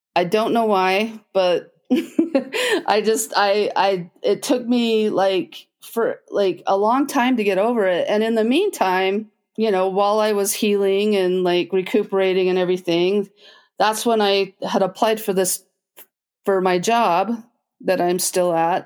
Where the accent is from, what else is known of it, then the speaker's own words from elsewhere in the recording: Logan, Utah, United States; I grew up in Logan, Utah